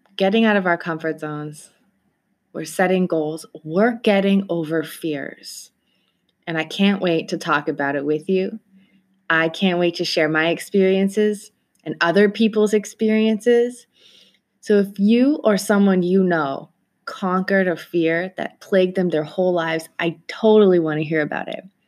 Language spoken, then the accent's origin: English; Toronto, Ontario, Canada; I am from Toronto, Canada